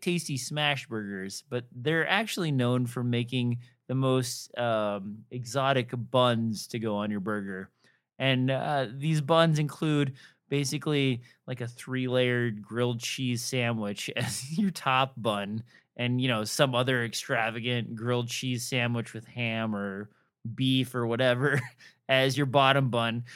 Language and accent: English; Nebraska, United States; moved away; I am from Nebraska